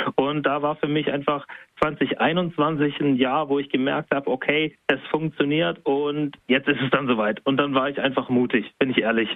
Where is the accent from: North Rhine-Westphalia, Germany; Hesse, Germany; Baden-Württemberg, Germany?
Baden-Württemberg, Germany; Spaichingen; ich komme aus Speiching. Ich bin sogar da geboren. Ich bin dort zur Schule gegangen